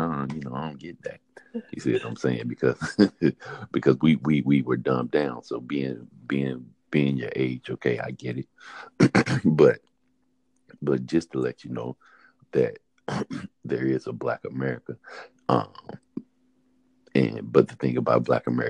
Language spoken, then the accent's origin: English; High Point, North Carolina, United States; moved away; I've been born and raised in High Point